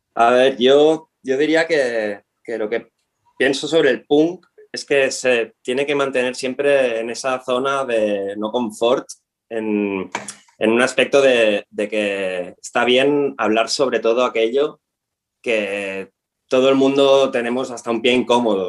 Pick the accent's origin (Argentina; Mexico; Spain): Spain; Tarragona, Catalonia; nosotros somos de Tarragona, somos, estamos afincados en Tarragona